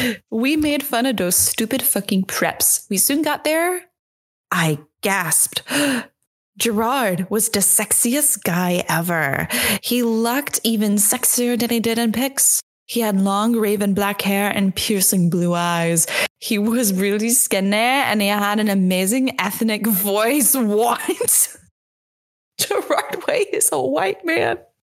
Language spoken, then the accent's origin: English; New Jersey, United States; I'm from New Jersey.